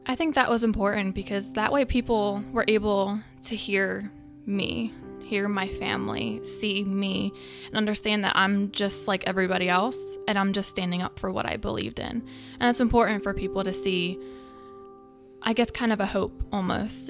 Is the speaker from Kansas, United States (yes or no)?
no; New Jersey, United States; I am from South Jersey